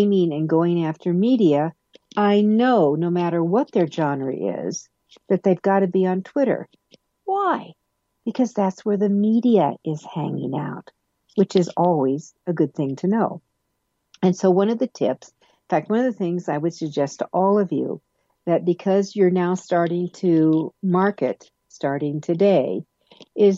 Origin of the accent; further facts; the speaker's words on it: Denver, Colorado, United States; my hometown of Denver, Colorado